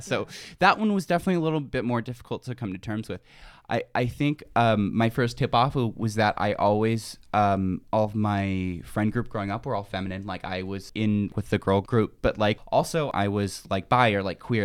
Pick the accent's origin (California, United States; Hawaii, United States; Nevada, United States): California, United States; Tehachapi; moved away; I'm from, um, I'm from Tashpee, California. Um, it's a very small, uh, conservative town.